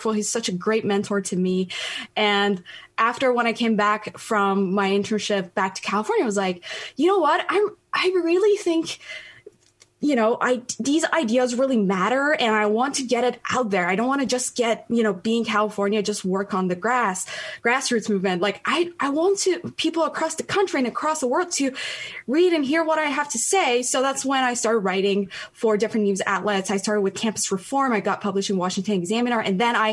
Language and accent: English; Tehran, Tehran Province, Iran; English is a second language; moved away as an adult; now in United States; I was born and raised in Tehran